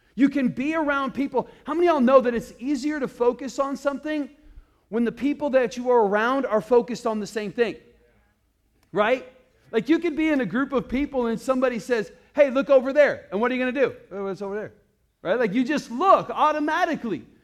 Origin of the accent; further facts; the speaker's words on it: Iowa, United States; now in Arizona, United States; I grew up in Iowa